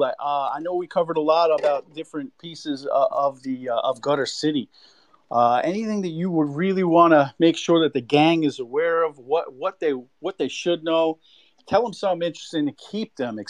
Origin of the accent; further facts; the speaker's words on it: New York City, New York, United States; And I'm from New York City